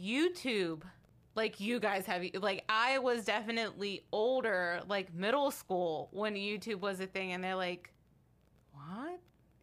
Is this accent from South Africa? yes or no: no; Baltimore, Maryland, United States